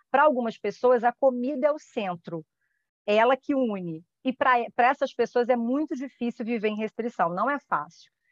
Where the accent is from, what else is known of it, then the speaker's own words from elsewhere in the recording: Rio de Janeiro, Brazil; now in Niterói, Brazil; Porque eu sou do Rio mas eu moro em Niterói.